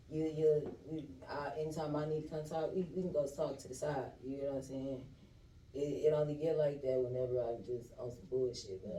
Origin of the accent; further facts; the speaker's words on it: Michigan, United States; first of all, I got locked up in fucking Florida. not from Georgia, first of all. I'm from Michigan